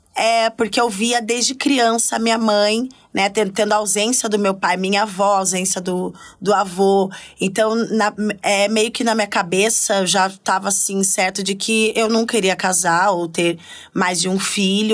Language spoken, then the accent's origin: Portuguese; Curitiba, Paraná, Brazil; moved away as an adult; now in São Paulo, Brazil; Era eu sou do sul, né? Eu sou de Curitiba